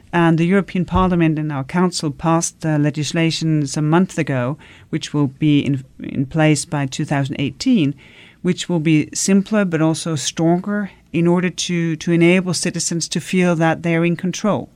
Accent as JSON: {"language": "English", "country": "Denmark", "said": "I come from Denmark"}